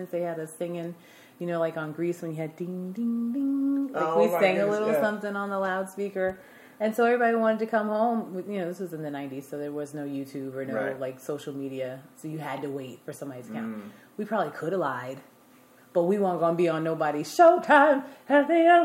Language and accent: English; Amityville, New York, United States; I am from New York. I grew up in Amityville, New York, which is on Long Island.